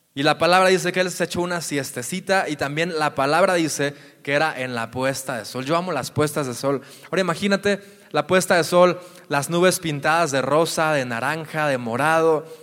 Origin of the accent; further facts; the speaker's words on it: near Guadalajara, Jalisco, Mexico; cerca de mi tierra, cerca de Guadalajara